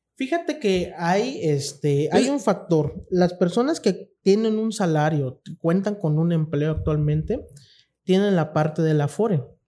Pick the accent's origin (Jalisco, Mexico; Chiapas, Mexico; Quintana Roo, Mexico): Chiapas, Mexico; Cintalapa; nosotros como mexicanos, chiapanecos, intalapanecos